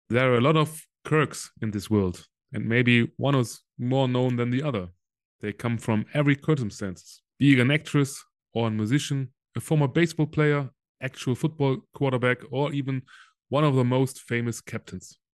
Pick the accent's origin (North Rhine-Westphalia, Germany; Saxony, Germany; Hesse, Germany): North Rhine-Westphalia, Germany; Solingen; English is a second language; my hometown Solingen uh, is between Düsseldorf and yeah. Cologne?